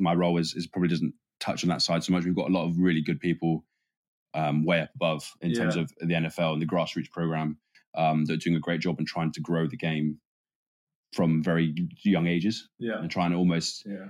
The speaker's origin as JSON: {"language": "English", "region": "England", "country": "United Kingdom", "said": "within the performance support team, we're all English."}